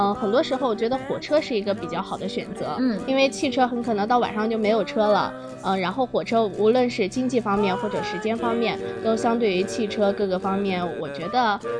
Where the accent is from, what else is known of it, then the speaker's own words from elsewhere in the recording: Anhui, China; 对，黄山可以说也是我家乡的一个呃旅游景点。